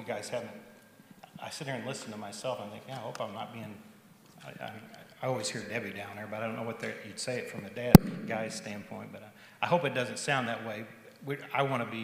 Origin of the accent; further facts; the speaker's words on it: southern Missouri, United States; moved away as an adult; We moved here from Missouri almost 19 years ago, where I grew up in southern Missouri.